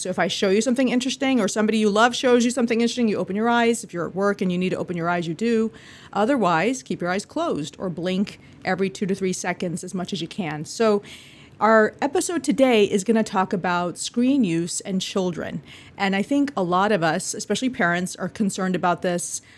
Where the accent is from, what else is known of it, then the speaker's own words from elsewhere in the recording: Bolivia; moved away; I'm from Bolivia, South America